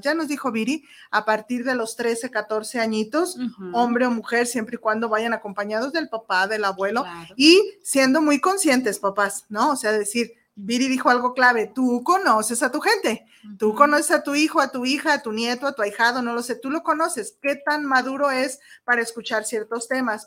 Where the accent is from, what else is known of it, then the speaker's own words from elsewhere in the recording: Mexico; soy mexicana